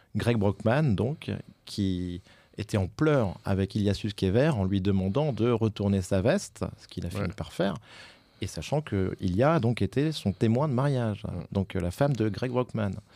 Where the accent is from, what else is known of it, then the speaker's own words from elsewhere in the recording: France; en tant que Français